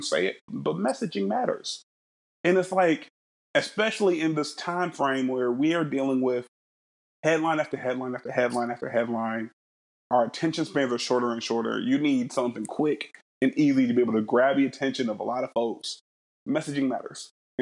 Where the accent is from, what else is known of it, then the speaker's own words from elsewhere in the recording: Middletown, Ohio, United States; I'm from Middletown, Ohio.